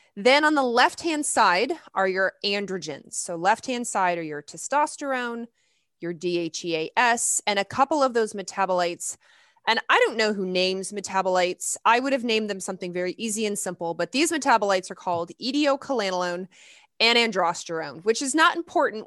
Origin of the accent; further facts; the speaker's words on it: Lexington, Kentucky, United States; I grew up in the South. I grew up in Lexington, Kentucky